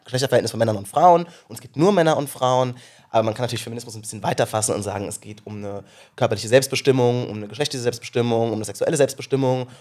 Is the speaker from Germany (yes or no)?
yes; Rhineland-Palatinate, Germany; ich bin aus, auf einem kleinen Kaff in Rheinland-Pfalz groß geworden